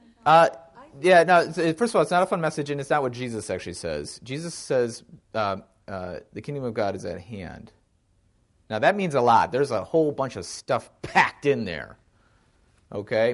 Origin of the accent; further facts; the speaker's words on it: Wisconsin, United States; I grew up in Wisconsin